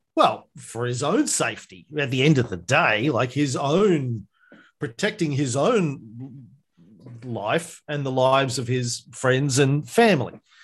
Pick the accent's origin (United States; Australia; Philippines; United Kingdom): Australia; Bundaberg, Queensland; growing up in Bundaberg in country Queensland